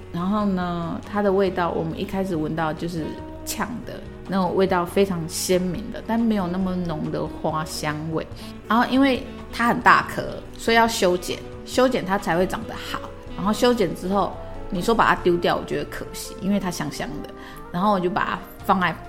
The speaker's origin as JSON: {"language": "Chinese", "town": "Hualien", "region": "Hualien County", "country": "Taiwan", "said": "我来自花莲，我曾经在美容媒体工作了半年，然后后来就到养生馆做了将近九年的时间，那目前是花莲这家店的店长"}